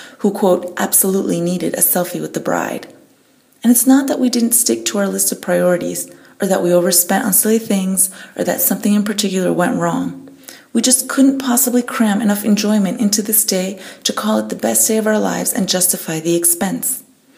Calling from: Munich, Bavaria, Germany; I'm calling from Munich, Germany

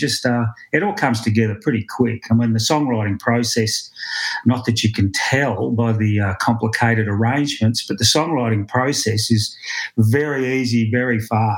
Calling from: Victoria, Australia; From the farm. I'm in the office at the farm, looking out the window, central Victoria.

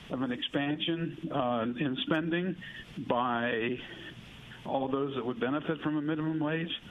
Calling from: Hattiesburg, Mississippi, United States; Good morning. I'm from Hattiesburg.

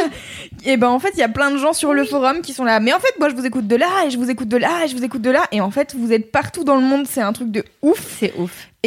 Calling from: Saint-Benoît-la-Forêt, Centre-Val de Loire, France; Ah, je suis à Saint-Benoît-la-Forêt.

